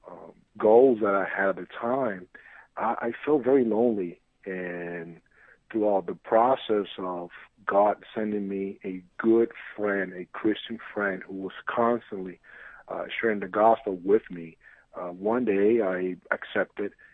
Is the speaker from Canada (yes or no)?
no; San Juan, Puerto Rico; moved away as an adult; also born or lived in New York City; I'm originally from San Juan, Puerto Rico. That's what I lived for most of my life.